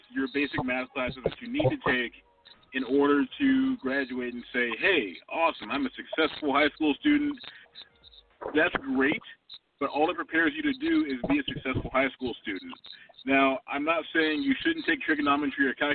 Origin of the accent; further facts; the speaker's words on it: California, United States; growing up in California